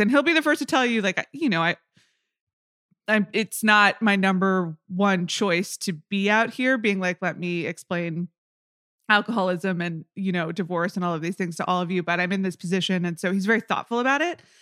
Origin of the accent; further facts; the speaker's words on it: Atlanta, Georgia, United States; growing up in Atlanta, as a young child